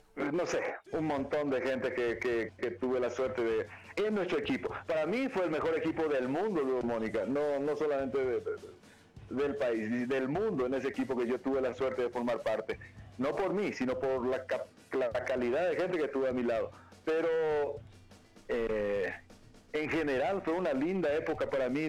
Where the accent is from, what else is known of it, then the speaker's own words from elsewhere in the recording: Paraguay; moved away as an adult; now in Bolivia; Ya vivo más años aquí en Bolivia, Marco, que eh, en, mi, lugar de origen, en mi tierra de origen, Paraguay